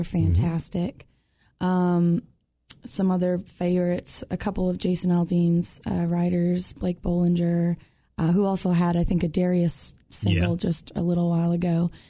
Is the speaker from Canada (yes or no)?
yes; Georgian Bay, Ontario, Canada; now in Nashville, United States; growing up on Georgian Bay on the lake.